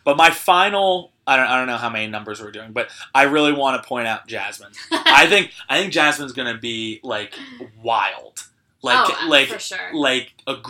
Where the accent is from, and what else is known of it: New Jersey, United States